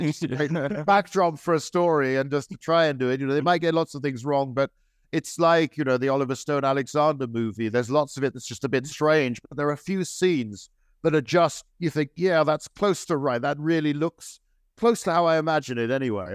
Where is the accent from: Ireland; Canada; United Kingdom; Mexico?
United Kingdom; I'm British